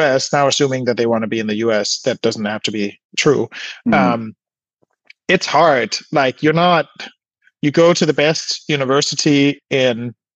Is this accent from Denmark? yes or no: yes; Denmark; now in California, United States; I was born in Denmark and I felt more at home in California after I sort of, by chance, sort of ended up moving here.